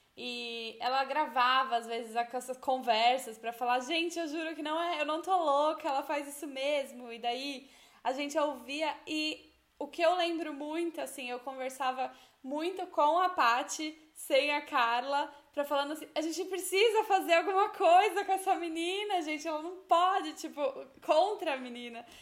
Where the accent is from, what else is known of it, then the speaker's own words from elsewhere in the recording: Brazil; moved away as an adult; now in Italy; a gente é brasileiro